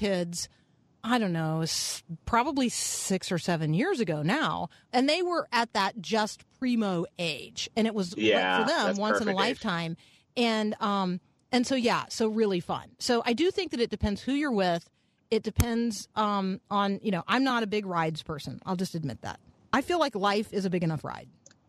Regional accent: Tampa, Florida, United States; I grew up in Tampa, so Busch Gardens was, you know, the most local of theme parks.

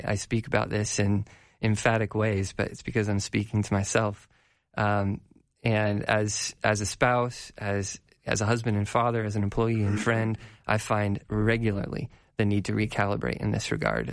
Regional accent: Colorado, United States; I'm from Colorado

